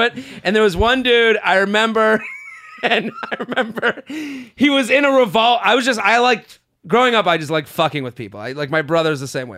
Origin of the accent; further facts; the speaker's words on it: Boston, Massachusetts, United States; moved away; I'm coming to Boston. I would love to see some happy faces in Boston. So that is my hometown.